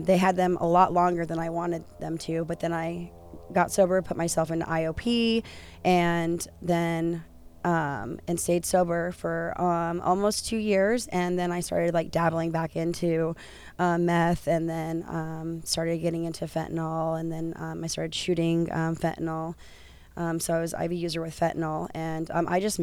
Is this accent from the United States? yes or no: yes; Cheyenne, Wyoming, United States; now in Santa Ana, United States; I have two children, and I am from Cheyenne, Wyoming.